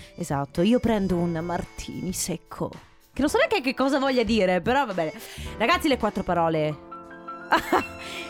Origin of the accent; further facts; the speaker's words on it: Sicily, Italy; now in Veneto, Italy; io sono nata in Sicilia